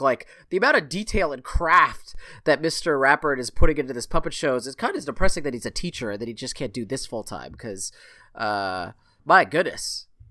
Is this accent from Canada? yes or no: yes; Canada; as a Canadian